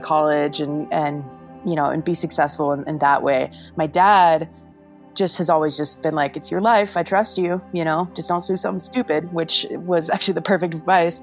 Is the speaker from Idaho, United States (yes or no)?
yes; Idaho, United States; also born or lived in Salt Lake City; My folks were like classic ski bums, and we were living in Idaho